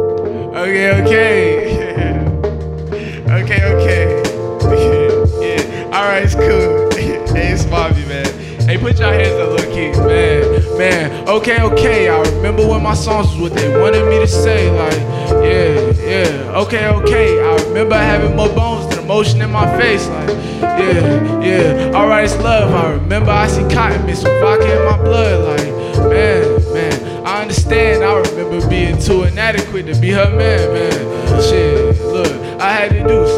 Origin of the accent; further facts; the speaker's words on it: Charlotte, North Carolina, United States; I'm from North Charlotte